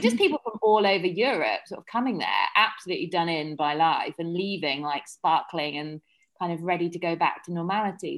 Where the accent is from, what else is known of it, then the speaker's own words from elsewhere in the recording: Surrey, South East England, United Kingdom; moved away as an adult; also born or lived in London; now in Ibiza, Spain; I'm from Surrey originally